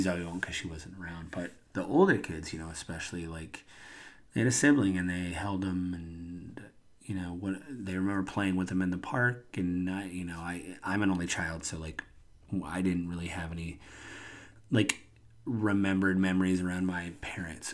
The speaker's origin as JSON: {"language": "English", "region": "Washington", "country": "United States", "said": "I'm from Washington State."}